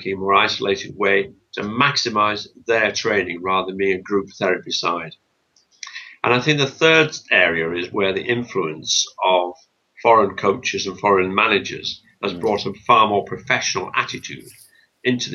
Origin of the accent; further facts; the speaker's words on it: Bolton, North West England, United Kingdom; moved away; also born or lived in Norwich; I'm from Bolton